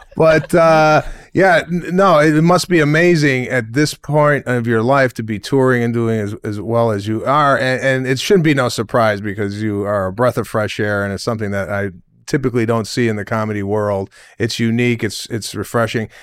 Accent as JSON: {"language": "English", "town": "Memphis", "region": "Tennessee", "country": "United States", "tie": "born or raised there", "said": "born and raised in Memphis, a Spanish Jew from Memphis, Tennessee"}